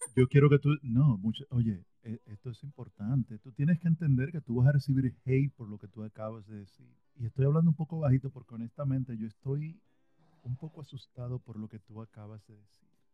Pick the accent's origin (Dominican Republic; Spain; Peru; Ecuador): Dominican Republic; yo soy dominicano